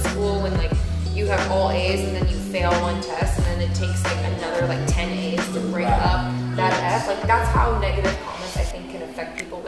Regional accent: Kansas City, Missouri, United States; now in New York, United States; I'm American, I'm Cuban, I speak Spanish and English. I grew up in Kansas City, but I'm a New Yorker.

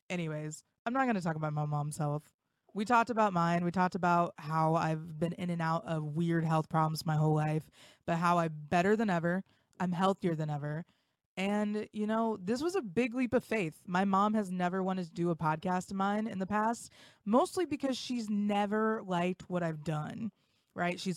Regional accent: West Milton, Ohio, United States; North of Dayton, Ohio.

